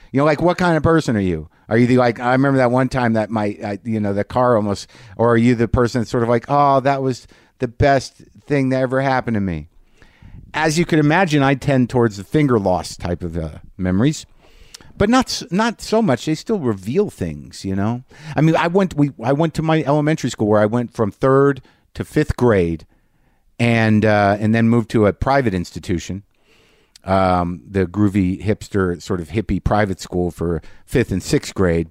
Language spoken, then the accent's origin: English; Albuquerque, New Mexico, United States; moved away; also born or lived in New Jersey / Alaska; I've been in Albuquerque, my hometown, for a couple of days